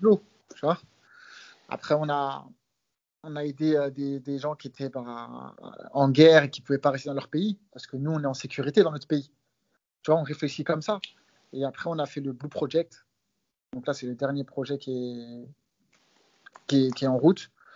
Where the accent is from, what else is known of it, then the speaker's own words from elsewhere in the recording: France; nous, les Français